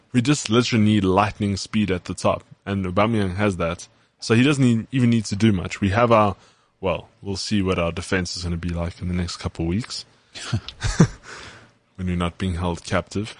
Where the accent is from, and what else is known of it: South Africa; accent: South African